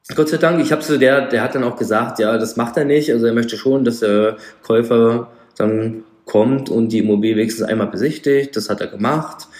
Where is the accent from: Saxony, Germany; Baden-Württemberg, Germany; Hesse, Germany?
Hesse, Germany; Frankfurt am Main, Darmstadt, Rhine-Main area; ich komme hier aus Frankfurt am Main, Darmstadt, also Rhein-Main-Gebiet